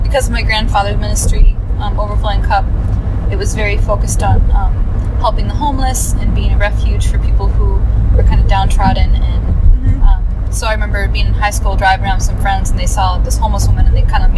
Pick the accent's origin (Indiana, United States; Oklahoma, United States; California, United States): Oklahoma, United States; Tulsa; I was born in Tulsa, the Bible Belt.